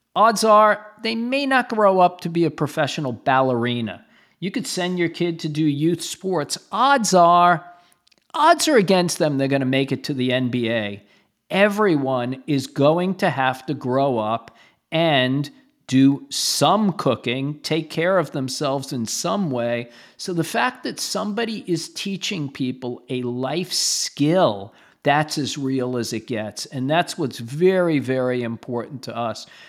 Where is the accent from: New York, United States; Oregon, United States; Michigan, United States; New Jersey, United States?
New York, United States; New York City; I grew up in Brooklyn